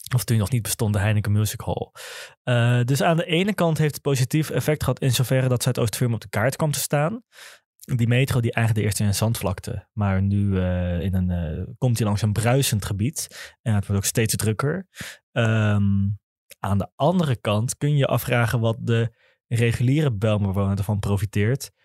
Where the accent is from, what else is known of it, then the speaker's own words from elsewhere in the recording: Amsterdam, North Holland, Netherlands; ik kom wel uit de Bijl, ik heb op school gezeten in Oud-Zuid